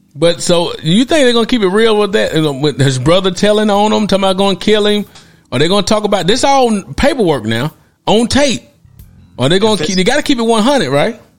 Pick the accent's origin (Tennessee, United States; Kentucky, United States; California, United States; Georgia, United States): Tennessee, United States; Knoxville; I'm a native of Tennessee. I'm a native of Knoxville, Tennessee. I'm originated from that area.